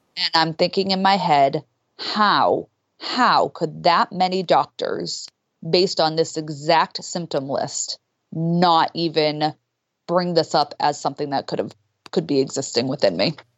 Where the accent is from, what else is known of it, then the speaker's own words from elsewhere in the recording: Boston, Massachusetts, United States; I'm from Boston